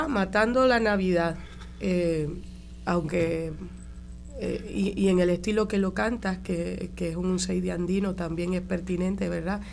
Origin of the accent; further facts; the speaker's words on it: Caguas, Puerto Rico; yo soy del barrio de San Salvador de Cagua